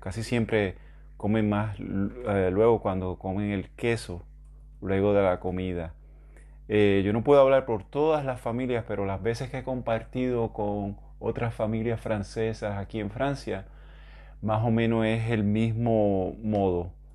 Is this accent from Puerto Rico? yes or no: yes; Puerto Rico; yo soy de Puerto Rico